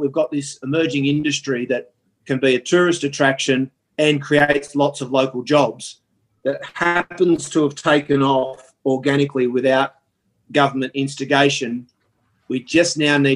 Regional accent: Sydney, New South Wales, Australia; I grew up in Balmain, where it was famous for having more pubs per square metre than any other suburb in Australia

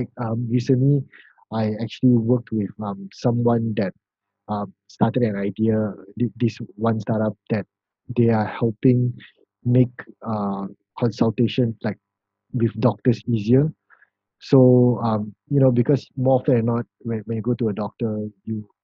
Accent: Malaysia; I'm actually from Malaysia

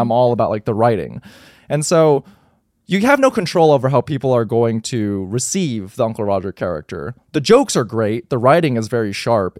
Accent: United States; growing up in America

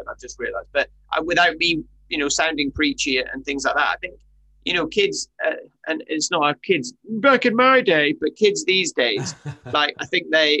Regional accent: Highlands of Scotland, United Kingdom; I grew up in the Highlands of Scotland. That's where I'm from

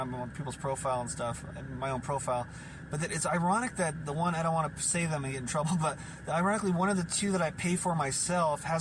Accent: Portland, Oregon, United States; moved away as an adult; also born or lived in Los Angeles, California; I was born and raised in Portland, Oregon, here, and where we're located now at the studio

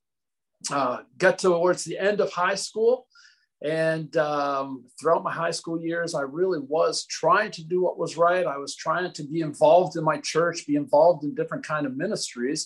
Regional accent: New Brunswick, Canada; moved away as an adult; also born or lived in Pensacola; I was actually born on the east coast of Canada. New Brunswick is the place where I was born. That's where I spent the first 19, 20 years of my life.

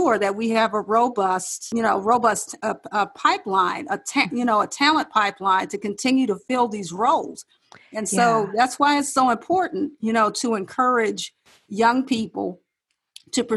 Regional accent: Detroit, Michigan, United States; moved away as an adult; also born or lived in Ohio / South Carolina; my hometown of Detroit

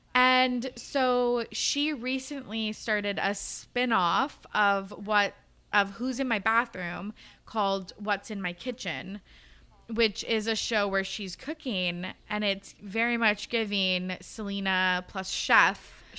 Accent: Canada; As a Canadian, like

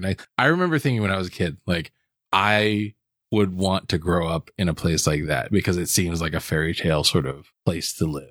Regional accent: Hawaii, United States; I grew up in Hawaii

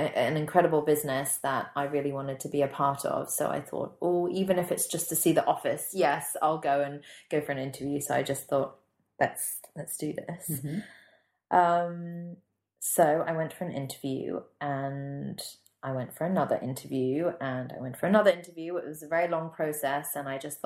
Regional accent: Singapore; moved away as an adult; also born or lived in London; I had lots of friends who lived in London who I grew up with in Singapore

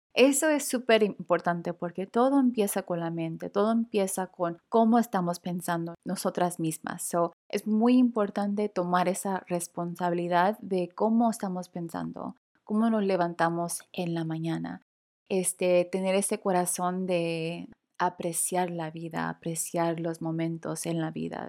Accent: Los Angeles, California, United States; latina de primera generación, nacida y criada en Los Ángeles, California

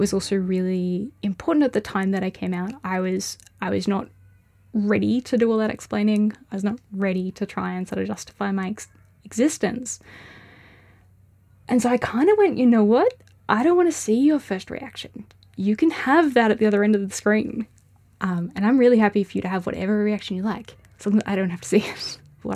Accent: Melbourne, Victoria, Australia; moved away as an adult; also born or lived in Hamilton / Daylesford; now in Ballarat, Australia; I grew up in Melbourne, and I moved out here

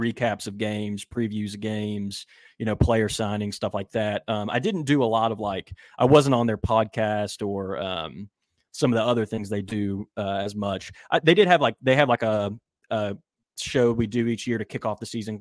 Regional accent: West Virginia, United States; moved away as an adult; also born or lived in Minnesota; now in Birmingham, United States; I actually am originally from West Virginia and went to college in Minnesota

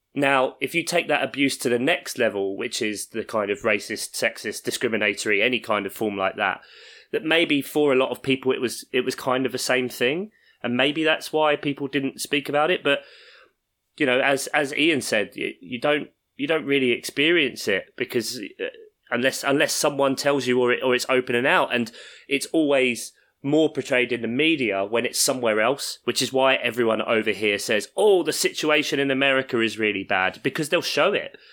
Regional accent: London, United Kingdom; I grew up in South London

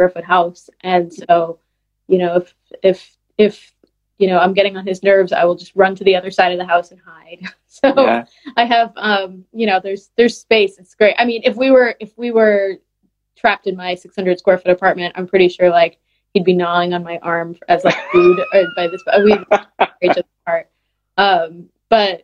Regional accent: Boston, Massachusetts, United States; moved away; I grew up in Boston

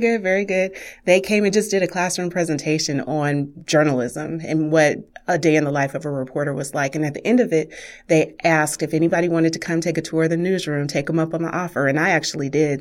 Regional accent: Wichita, Kansas, United States; I grew up in Wichita's historic African-American community

